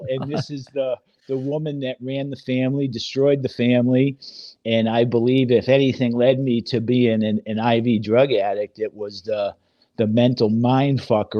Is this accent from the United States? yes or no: yes; north of Boston, Massachusetts, United States; moved away; also born or lived in Salem, Massachusetts / south Florida; I grew up in Boston, 15 minutes north of Boston, born in Salem, Massachusetts. you know, I'm 25% Irish, Italian, French, and Polish.